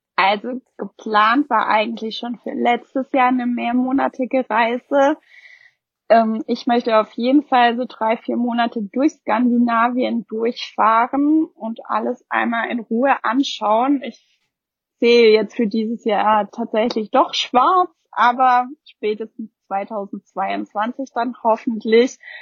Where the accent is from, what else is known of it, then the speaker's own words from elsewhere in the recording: Germany; hier bei uns in Deutschland